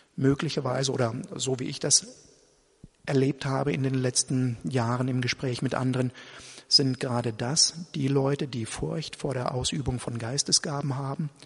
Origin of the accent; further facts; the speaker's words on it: Germany; Ich bin halt in diesem Land Deutscher und ich identifiziere mich damit auch, mit dem deutschen Volk und mit der deutschen Nation.